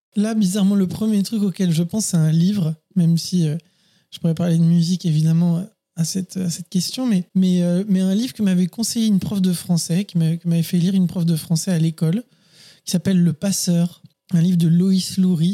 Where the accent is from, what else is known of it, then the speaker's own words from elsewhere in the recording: Paris, Île-de-France, France; moved away as an adult; also born or lived in Neuilly-sur-Seine; je suis parisien et j'ai vécu toutes les premières années de ma vie et jusqu'à bien 25 ans, je pense, même peut-être un peu plus, hein, peut-être 28 ans à Paris